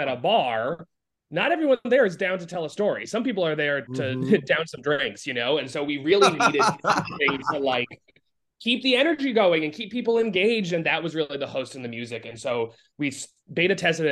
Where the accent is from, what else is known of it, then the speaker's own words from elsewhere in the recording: Providence, Rhode Island, United States; moved away as an adult; now in New York City, United States; growing up in Providence, Rhode Island.